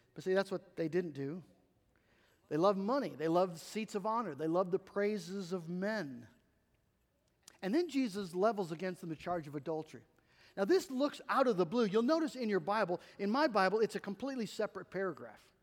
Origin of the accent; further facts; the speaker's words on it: United States; As American Christians